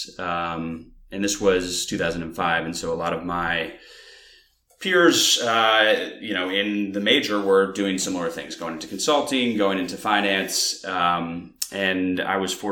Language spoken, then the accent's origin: English; Weare, New Hampshire, United States; now in New York City, United States; a small town called Ware, New Hampshire